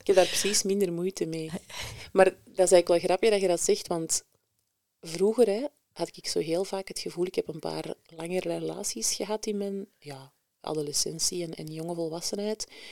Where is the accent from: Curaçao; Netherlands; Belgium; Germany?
Belgium; Antwerp, Flanders; also born or lived in Mechelen / Leuven; ik ben eh, geboren en getogen in Antwerpen Centrum